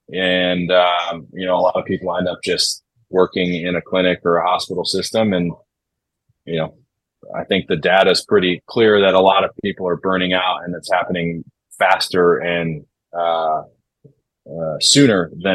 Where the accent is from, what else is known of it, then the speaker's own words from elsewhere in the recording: Midwest, United States; So that, in addition to growing up in the Midwest and then going out and visiting Denver, I was like, all right, this environment seems definitely a place that I want to be.